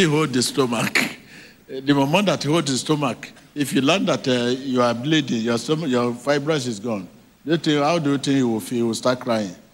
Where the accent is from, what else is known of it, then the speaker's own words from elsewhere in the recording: Nigeria; now in South Africa; I'm a Nigerian, but I live in South Africa.